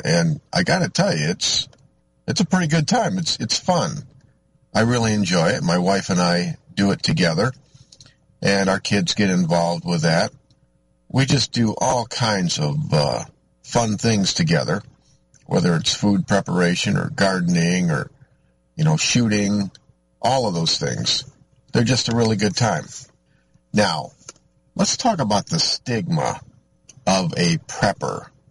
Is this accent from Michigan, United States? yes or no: yes; Michigan, United States; I'm from Michigan